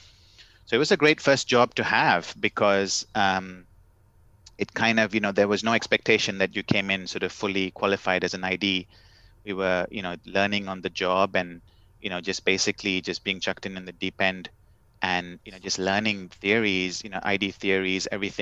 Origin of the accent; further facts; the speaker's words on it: Kerala, India; first language English; now in Amsterdam, Netherlands; both my wife and I, we speak Malayalam and we understand it, but we didn't sort of learn it in school the way we did English. And so in a way, our first language is actually English